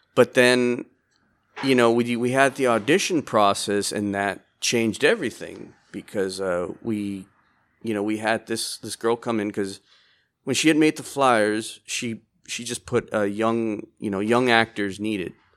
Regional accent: Laredo, Texas, United States; I was born here in Laredo, Texas.

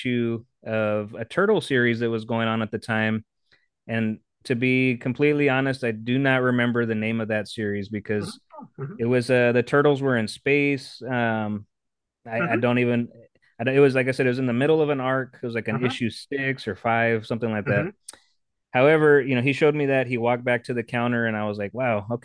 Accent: Texas, United States; also born or lived in San Antonio; Texas, born and raised, born in San Antonio

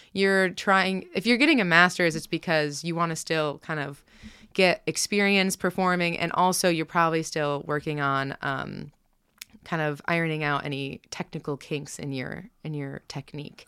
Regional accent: Rochester, New York, United States; also born or lived in Pittsburgh / Virginia; now in Kansas City, United States; I grew up outside of Rochester

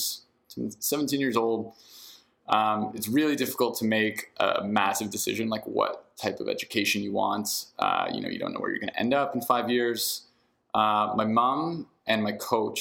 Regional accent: Ottawa, Ontario, Canada; moved away; also born or lived in British Columbia; I grew up in Ottawa

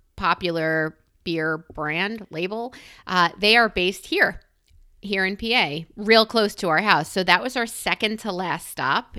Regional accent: New York, United States; now in Philadelphia, United States; I'm a New Yorker

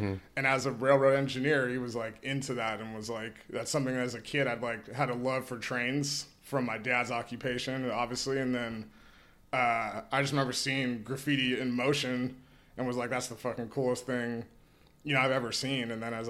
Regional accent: Oakland, California, United States; I'm from Oakland, California, and grew up in the Bay Area. Half my family's from Oakland, half my family's from San Francisco. So I'm a Bay kid, born and raised.

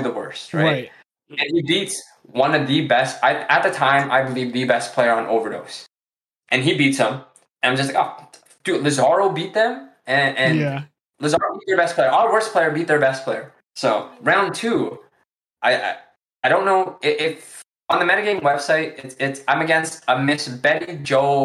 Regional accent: Canada; we're from Canada.

